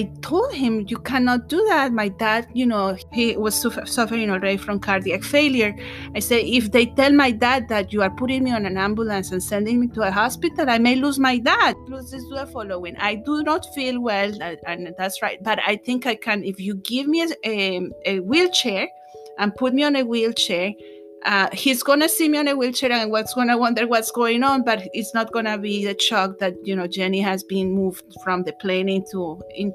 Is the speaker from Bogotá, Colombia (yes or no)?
yes; Bogota, Colombia; moved away as an adult; also born or lived in New York; my hometown of Bogota